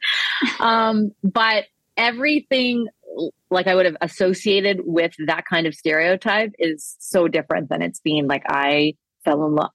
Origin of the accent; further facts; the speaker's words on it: Toronto, Ontario, Canada; We grew up in Danforth, the queen of the Danforth in Toronto